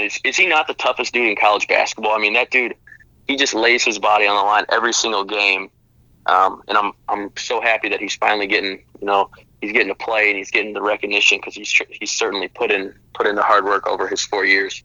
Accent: Chicago, Illinois, United States; I'm from Chicago

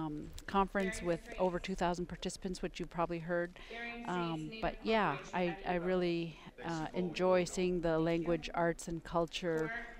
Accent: Huslia, Alaska, United States; I'm from Huslia, Alaska. I'm Koyukon Athabascan

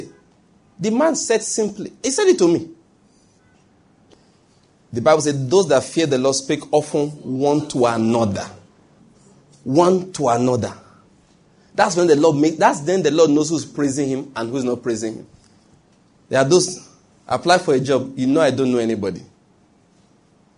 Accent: Ondo, Nigeria; moved away as an adult; also born or lived in Benin City, Edo State; I grew up in Ondo State, did my schooling in University of Benin

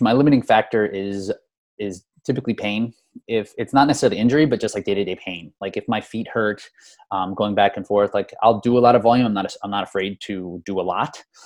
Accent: Easton, Pennsylvania, United States; moved away as an adult; now in Philadelphia, United States; I grew up in Easton. I live in Philadelphia right now, but I went to Easton High School and grew up in Easton

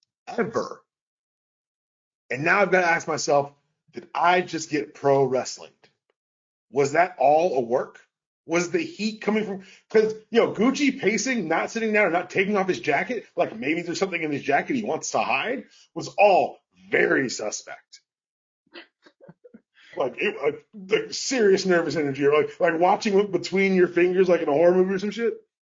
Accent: Atlanta, Georgia, United States; We're from Atlanta. We know how you love us.

